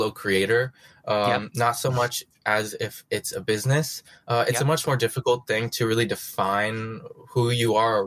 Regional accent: American Midwest, United States; now in New York, United States; I was born in the American Midwest

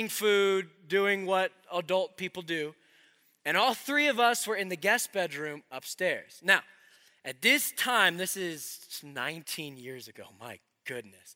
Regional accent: Colorado, United States; I'm from Colorado

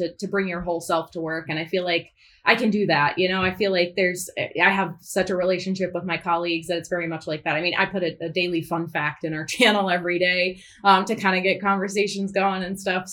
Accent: Northeast United States, United States; I'm from the Northeast. I'm not Southern

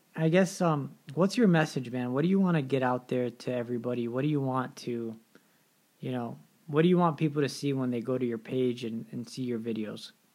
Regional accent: Detroit, Michigan, United States; also born or lived in Pittsburgh area, Pennsylvania; now in Pittsburgh, United States; I'm from Detroit

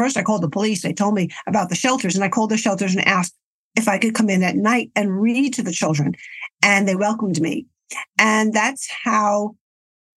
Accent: New York, United States; I was born and raised in New York in a very, very traditional Italian family.

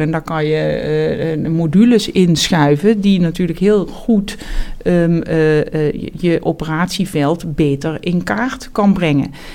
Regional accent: Heerlen, Limburg, Netherlands; moved away as an adult; also born or lived in Amsterdam; now in Amersfoort, Netherlands; ik ben opgegroeid in Zuid-Limburg, in, eh, in Heerlen. En daar heb ik tot mijn achttiende gewoond

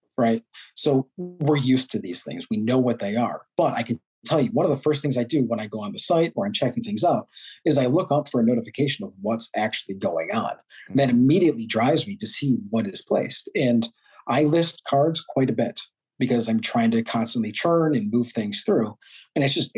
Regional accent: New York, United States; born and raised in New York

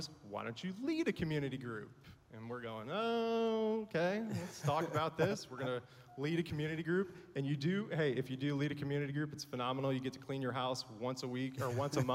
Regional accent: Buffalo, New York, United States; now in Nashville area, United States; Grew up in Buffalo

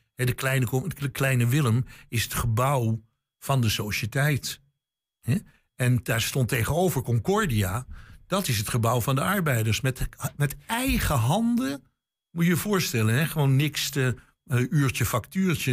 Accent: Amsterdam, North Holland, Netherlands; born or raised there; moved away

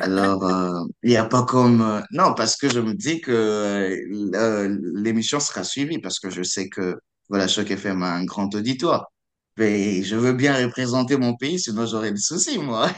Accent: Kinshasa, DR Congo; moved away as an adult; also born or lived in Kongo Central; now in Toronto, Canada; j'ai grandi à Kinshasa, je parle le Lingala

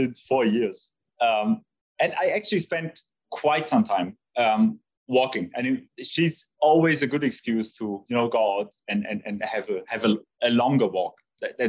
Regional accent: Heidenheim, Baden-Württemberg, Germany; a small stadium, which is very close to my hometown. It's Heidenheim

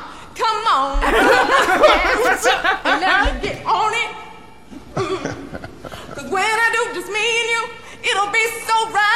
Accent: Alta Loma, California, United States; I'm from Altaloma, California.

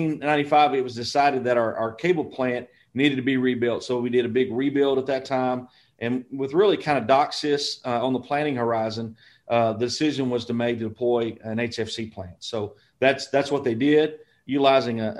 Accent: Little Rock, Arkansas, United States; moved away as an adult; also born or lived in Mountain Home, Arkansas; now in Conway, United States; I grew up in Little Rock

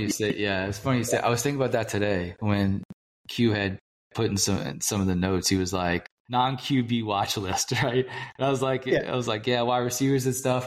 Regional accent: New Orleans, Louisiana, United States; now in Kansas City, United States; I am originally from New Orleans. I live in Kansas City now

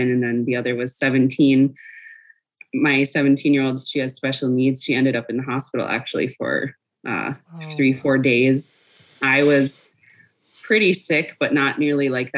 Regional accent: Mille Lacs Band of Ojibwe, Minnesota, United States; I am from the Mille Lacs Band of Ojibwe, but I hail from the Chiminising branch of the tribe

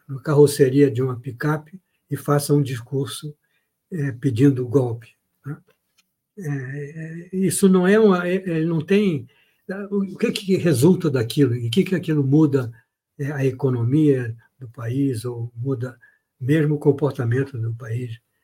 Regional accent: Brazil; sou brasileiro

